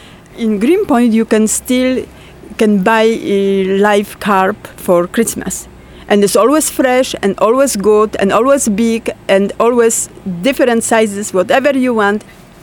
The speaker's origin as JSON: {"language": "English", "country": "Poland", "moved": "yes", "lives_now": "New York, United States", "said": "I'm from Poland and I live in New York."}